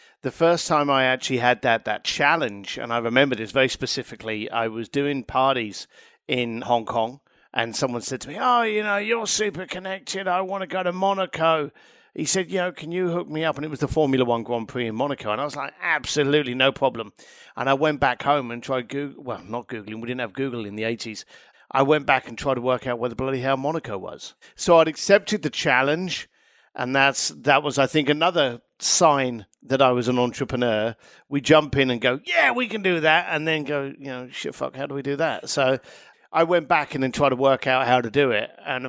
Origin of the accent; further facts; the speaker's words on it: Ireland; now in London, United Kingdom; As an Irish lad in London, I was always questioning things.